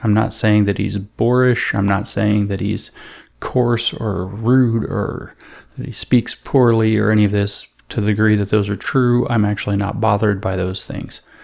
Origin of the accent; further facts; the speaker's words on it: East Coast, United States; I'm from the East Coast. Well, Eastern time anyway